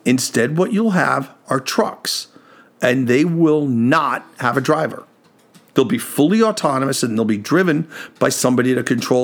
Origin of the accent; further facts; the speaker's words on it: New York, United States; I grew up in New York